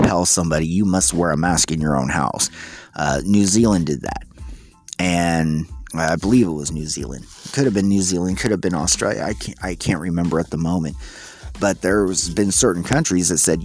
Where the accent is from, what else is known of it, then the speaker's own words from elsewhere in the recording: United States; we as the American people